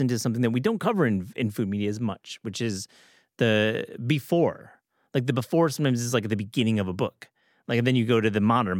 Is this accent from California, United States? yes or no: no; Michigan, United States; moved away; I'm from Michigan